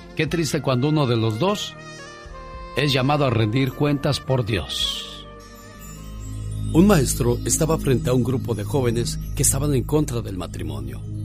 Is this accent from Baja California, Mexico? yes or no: no; Sinaloa, Mexico; moved away; un día salí de Sinaloa, pero Sinaloa nunca